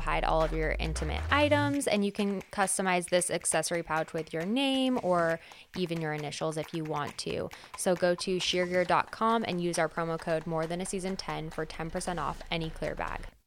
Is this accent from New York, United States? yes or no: no; California, United States; moved away; I'm from California